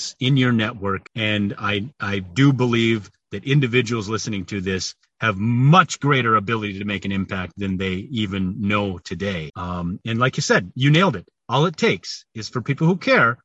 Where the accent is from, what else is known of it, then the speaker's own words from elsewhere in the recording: Ortonville, Minnesota, United States; moved away; I went down to my hometown, Ortonville, Minnesota